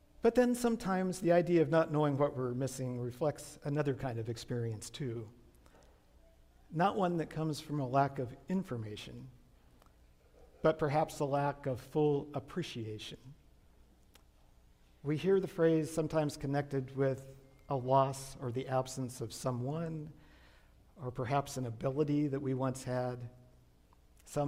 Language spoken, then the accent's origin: English; Riverside, California, United States; When I was a kid growing up in La Sierra in the 60s and early 70s